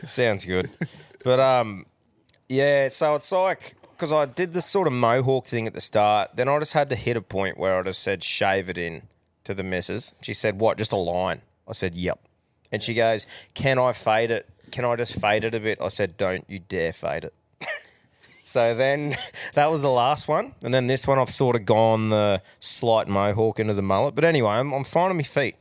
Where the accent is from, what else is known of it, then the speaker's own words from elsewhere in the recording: Australia; as an Australian